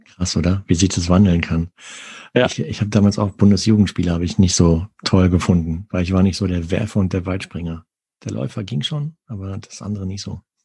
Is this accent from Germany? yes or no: yes; Arnsberg, North Rhine-Westphalia, Germany; da, wo ich aufgewachsen bin, in Arnsberg